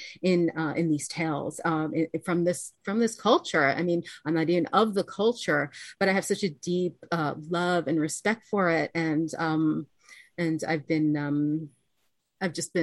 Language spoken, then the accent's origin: English; United States; we're culturally American